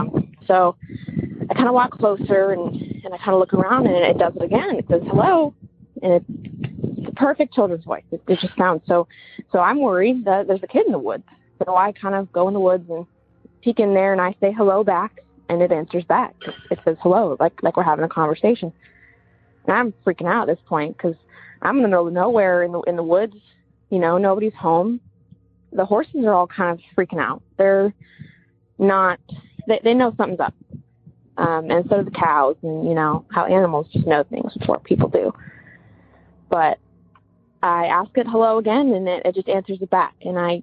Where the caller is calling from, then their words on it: Eugene, Oregon, United States; Hi there, everybody. … I'm from Eugene, Oregon. And I'm calling with a little bit of a weird story I had happen to me about a month ago.